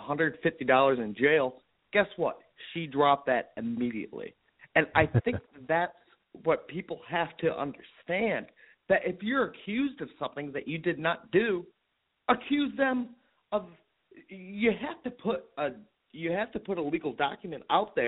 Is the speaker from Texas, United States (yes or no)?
no; Cleveland, Ohio, United States; I'm from Cleveland, Ohio